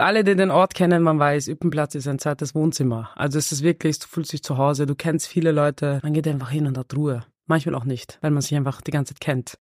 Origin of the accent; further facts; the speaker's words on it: Vienna, Austria; ich bin selber im 16. im Außenbezirk